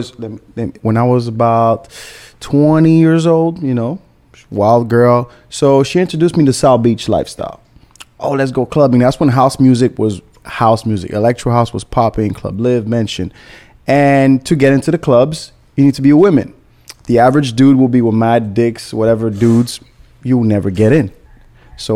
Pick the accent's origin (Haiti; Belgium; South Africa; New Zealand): Haiti; now in Miami, United States; I'm from Haiti